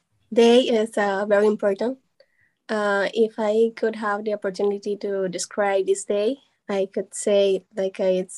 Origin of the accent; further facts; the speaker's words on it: Villahermosa, Tabasco, Mexico; I'm from Mexico, especially Villahermosa, Tabasco.